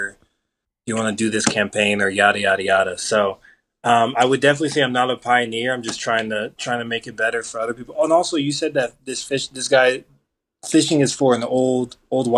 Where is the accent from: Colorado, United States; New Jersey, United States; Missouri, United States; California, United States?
Colorado, United States; I was born and raised in Colorado.